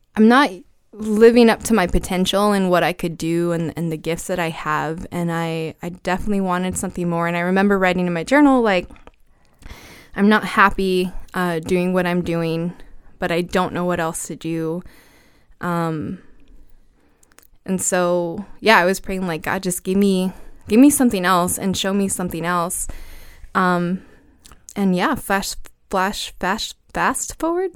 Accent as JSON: {"language": "English", "town": "Brownsville", "region": "Texas", "country": "United States", "also_born_or_lived": "Austin, Texas / Tucson, Arizona", "moved": "as an adult", "said": "I'm from Brownsville, Texas"}